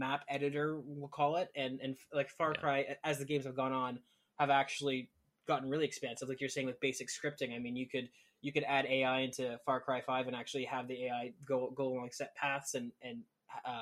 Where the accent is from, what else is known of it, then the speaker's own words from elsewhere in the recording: Canada; I'm Canadian